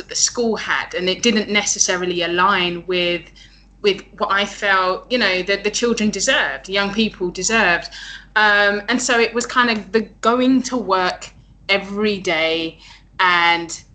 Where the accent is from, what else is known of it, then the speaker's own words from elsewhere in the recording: London, United Kingdom; moved away as an adult; now in Chiang Mai, Thailand; Born and raised in London, the UK